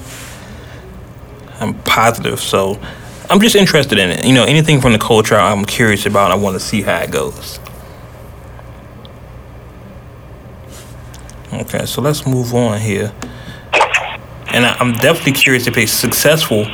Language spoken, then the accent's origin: English; the Bay Area, California, United States; Shout out to everybody in the Bay. Y'all know I got love for you. It's my hometown.